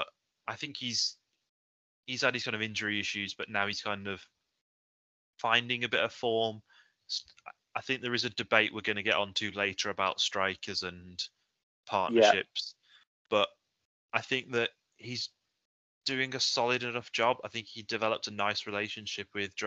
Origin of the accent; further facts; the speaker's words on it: Wolverhampton, West Midlands, United Kingdom; moved away as an adult; also born or lived in Liverpool; now in Stoke-on-Trent, United Kingdom; I am New Cross Hospital's finest, Wolverhampton